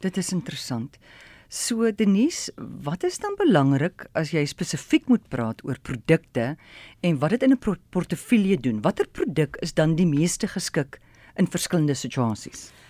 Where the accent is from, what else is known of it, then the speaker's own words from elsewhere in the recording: South Africa; as Suid-Afrikaner